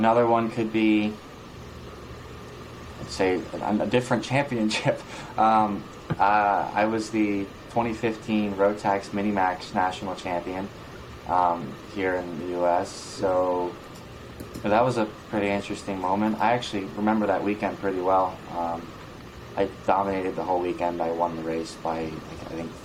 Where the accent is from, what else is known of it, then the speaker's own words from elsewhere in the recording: New York, United States; we're from New York